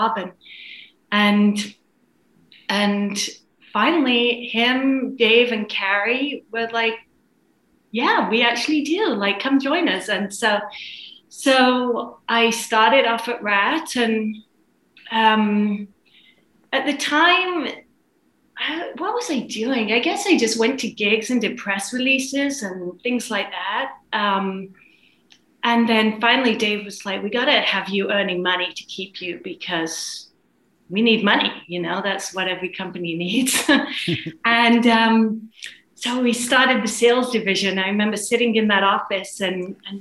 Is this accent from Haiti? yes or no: no; England, United Kingdom; moved away as an adult; also born or lived in London; now in Los Angeles, United States; I came from England originally, and I was working in events at a company in London and ended up in Los Angeles